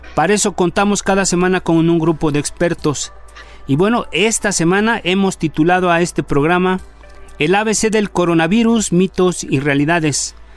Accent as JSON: {"language": "Spanish", "country": "Mexico", "said": "como somos los mexicanos"}